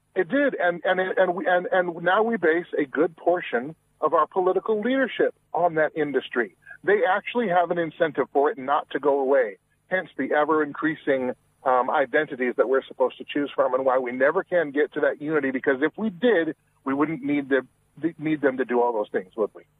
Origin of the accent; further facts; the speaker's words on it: Washington, United States; I'm originally from Washington State